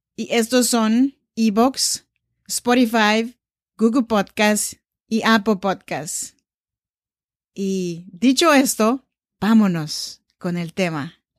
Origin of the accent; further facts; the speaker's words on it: Oaxaca, Mexico; now in Sacramento, United States; Soy nacida en Oaxaca, México